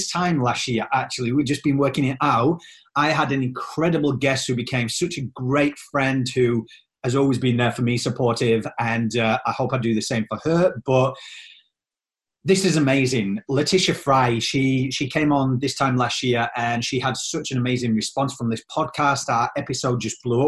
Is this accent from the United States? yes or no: no; Australia; moved away; also born or lived in England; I'm from Australia and then England.